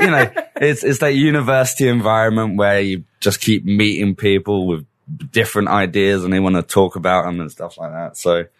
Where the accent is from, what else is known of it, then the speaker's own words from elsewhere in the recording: Middlesex, London, United Kingdom; accent: British; moved away; I was born in Middlesex.